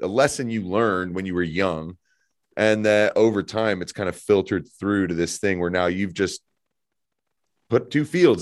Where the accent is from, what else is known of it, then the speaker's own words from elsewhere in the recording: Evergreen, Colorado, United States; having grown up here, I grew up in Evergreen